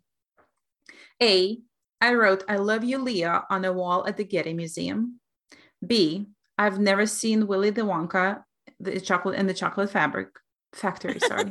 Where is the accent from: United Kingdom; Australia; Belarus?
Belarus; now in upstate New York, United States; I'm from Belarus